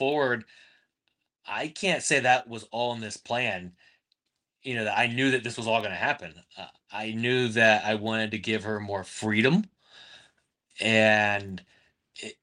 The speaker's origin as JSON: {"language": "English", "town": "Plant City", "region": "Florida", "country": "United States", "tie": "born or raised there", "moved": "yes", "said": "live close to Plant City, Florida, which is my hometown"}